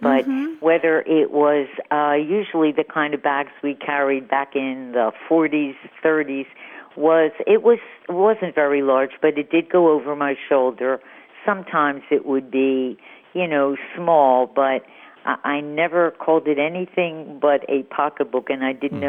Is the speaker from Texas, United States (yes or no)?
no; Philadelphia, Pennsylvania, United States; moved away as an adult; also born or lived in Miami, United States; now in Santa Rosa Beach, United States; growing up in Philadelphia, wherever I went, whether it was school or a party or a trip, throughout the 30 years I lived there, my personal belongings that I carried always went into my pocketbook. But now here in the Panhandle